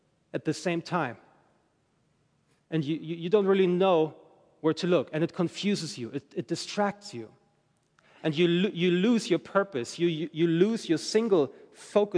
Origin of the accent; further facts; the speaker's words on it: Germany; moved away as an adult; I'm from Germany originally, and I moved here with my wife, my family, in January